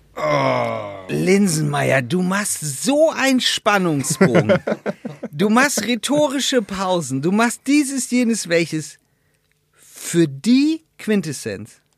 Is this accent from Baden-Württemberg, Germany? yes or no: no; Schortens, Lower Saxony, Germany; bei uns in Shortens äh, aus in der Nordsee gibt es, wir haben eine Mühle